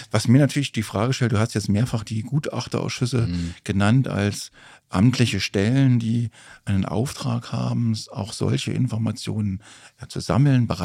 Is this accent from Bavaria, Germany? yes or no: no; Erfurt, Thuringia, Germany; das kleine Städtchen Erfurt gemeint, mhm. äh, meine Heimatstadt.